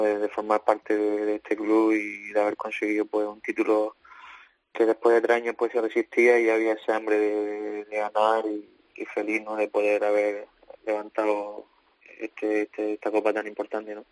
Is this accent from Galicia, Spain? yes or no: no; Andalusia, Spain; moved away as an adult; now in Belgium; tú sabes cómo somos los andaluces